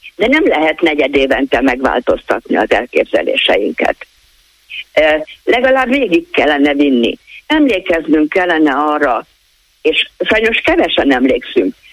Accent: Budapest, Hungary; moved away; also born or lived in Komárom-Esztergom County (smallest county); én egyébként Budapesten születtem, és onnan költöztem ide.

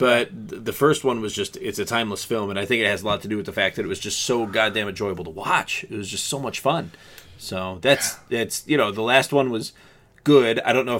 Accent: Canada; because we are Canadian.

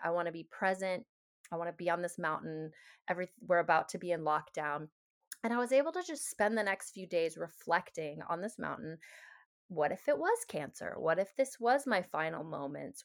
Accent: Seattle, Washington, United States; moved away as an adult; also born or lived in Hawaii; having grown up in Seattle, there was a lot of integrative health around me

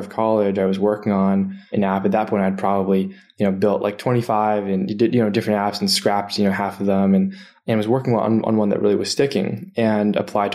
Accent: Lexington, Massachusetts, United States; moved away as an adult; also born or lived in New Haven, Connecticut; now in Bay Area, United States; I'm originally from Boston. So I'm from the East Coast. I grew up in a small-ish town called Lexington outside of Boston

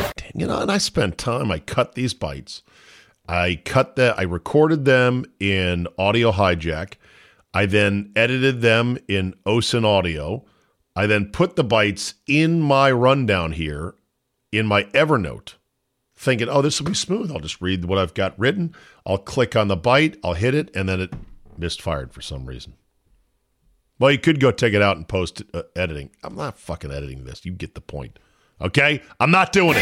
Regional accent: Philadelphia, Pennsylvania, United States; I am from the Philly area

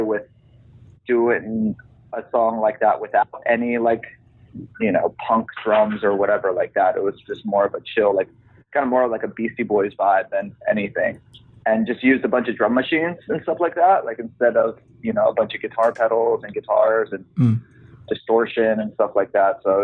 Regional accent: Hawaii, United States; now in Los Angeles, United States; I grew up in Hawaii

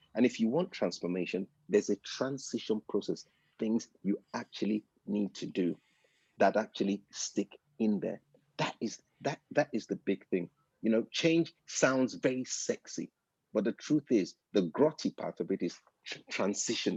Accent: United Kingdom; I'm British

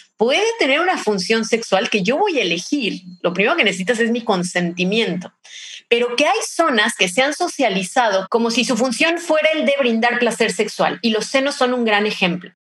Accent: Mexico; soy de México y acá tenemos una diversidad culinaria increíble

